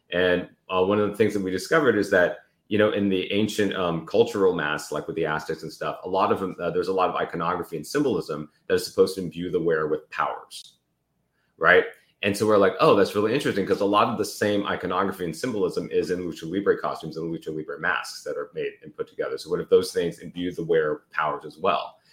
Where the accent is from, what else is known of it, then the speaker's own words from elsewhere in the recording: Davis, California, United States; I grew up in Northern California in a small university town called Davis.